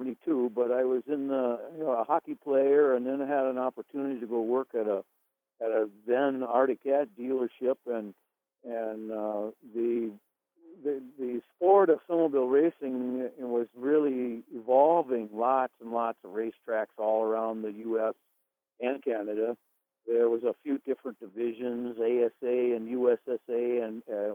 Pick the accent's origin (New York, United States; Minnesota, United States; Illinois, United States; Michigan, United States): Minnesota, United States; White Bear Lake; I live in White Bear Lake, Minnesota. I'm actually in my hometown, born and raised here.